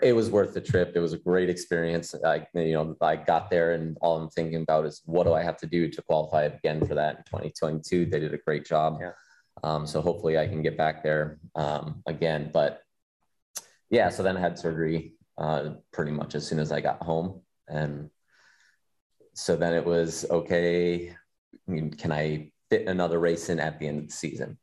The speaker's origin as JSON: {"language": "English", "town": "Des Moines", "region": "Iowa", "country": "United States", "tie": "born or raised there", "said": "Des Moines, which is right like my hometown"}